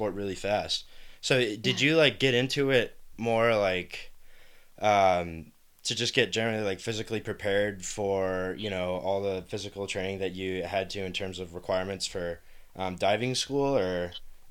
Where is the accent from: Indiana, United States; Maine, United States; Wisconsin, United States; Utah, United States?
Maine, United States; I'm from Maine